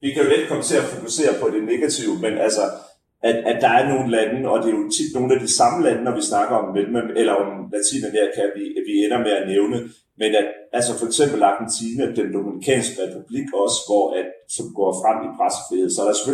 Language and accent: Danish; Denmark; som dansker